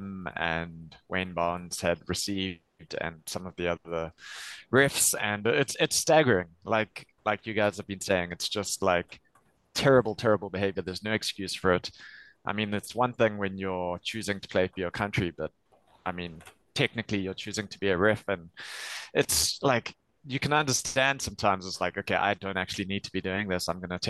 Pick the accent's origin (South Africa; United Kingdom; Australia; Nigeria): South Africa; Just because we're South African fans doesn't mean he's exempt from it.